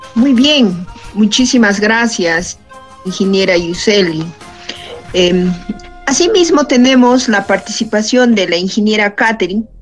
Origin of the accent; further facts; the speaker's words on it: Junín, Peru; nuestro Junín